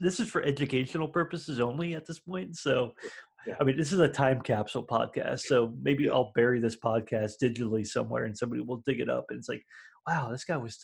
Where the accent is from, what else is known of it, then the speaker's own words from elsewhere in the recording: Miami, Florida, United States; moved away; I'm from Miami. I'm from Florida originally